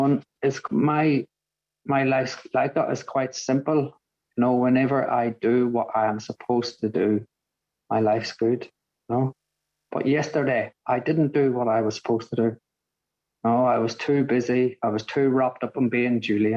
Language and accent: English; Northern Ireland, United Kingdom; now in Brighton, United Kingdom; I grew up in Northern Ireland